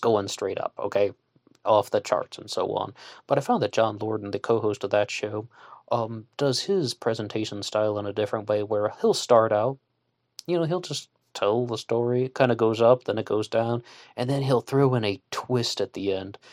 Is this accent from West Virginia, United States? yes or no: yes; West Virginia, United States; I'm a West Virginian on the other side of the country